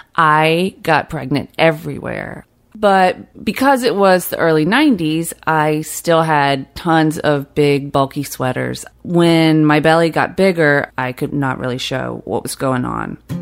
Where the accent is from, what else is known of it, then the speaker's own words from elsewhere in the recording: Fitzgerald, Georgia, United States; As a kid growing up in South Georgia